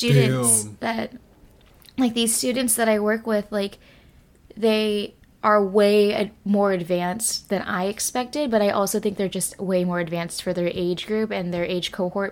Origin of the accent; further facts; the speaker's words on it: California, United States; accent: Californian; moved away as an adult; now in South Korea; my accent is very, like, Californian